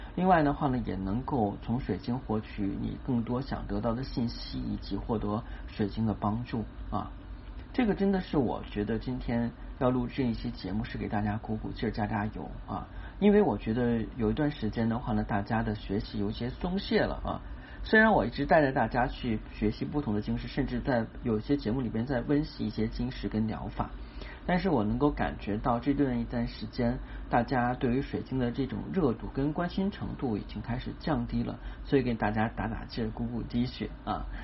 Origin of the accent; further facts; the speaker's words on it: China; 是我们中国人啊传统的一个节日